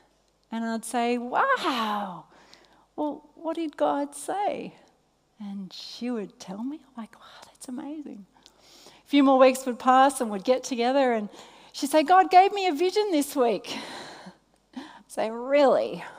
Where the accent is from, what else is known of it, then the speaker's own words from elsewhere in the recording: Australia; Australia. Australia.